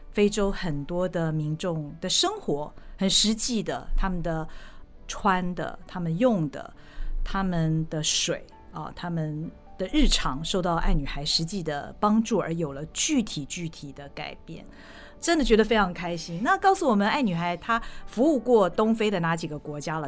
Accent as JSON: {"language": "Chinese", "country": "Taiwan", "said": "我们台湾人"}